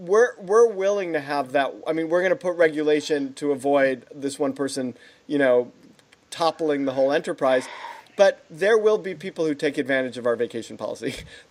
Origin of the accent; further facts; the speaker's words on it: New York, United States; And I grew up in New York.